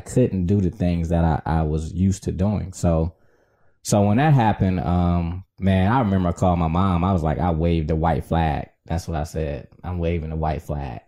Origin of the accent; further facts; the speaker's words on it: Detroit, Michigan, United States; also born or lived in South Florida; now in Southfield, United States; I was born and raised in Detroit.